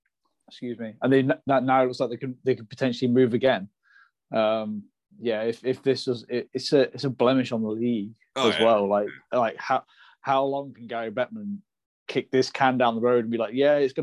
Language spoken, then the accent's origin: English; Nottingham, East Midlands, United Kingdom; born or raised there